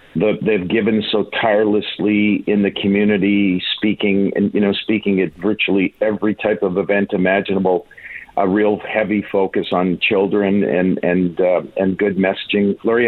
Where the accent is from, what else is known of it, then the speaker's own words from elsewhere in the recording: Winnipeg, Manitoba, Canada; I grew up in Winnipeg